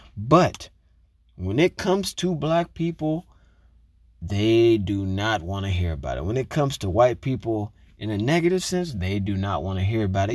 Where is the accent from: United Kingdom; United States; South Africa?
United States; I am American, I live in America